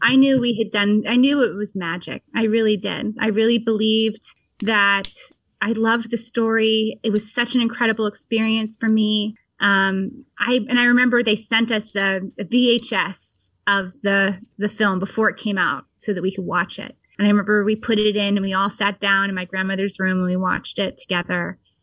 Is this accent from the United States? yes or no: yes; Vermont, United States; I grew up in Vermont and pretty in a pretty rural area